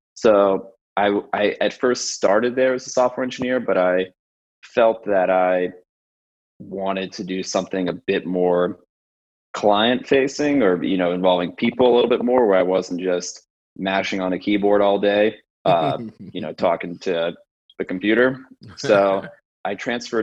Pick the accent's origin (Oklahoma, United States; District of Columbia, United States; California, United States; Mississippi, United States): California, United States; San Francisco; moved away as an adult; also born or lived in New York City; I grew up in San Francisco